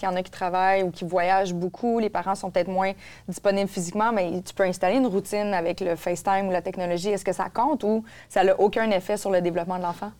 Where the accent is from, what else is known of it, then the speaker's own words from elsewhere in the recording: Quebec, Canada; chez nous au Québec